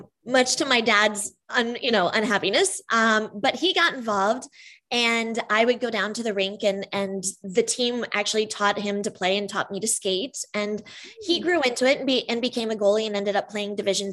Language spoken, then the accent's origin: English; Danville, United States; I grew up in Danville